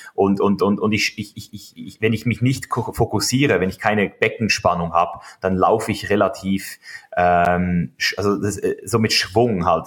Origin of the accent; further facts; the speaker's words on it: Switzerland; now in United States; ich als Schweizer äh, Junge, als Bub, Schweizer Bub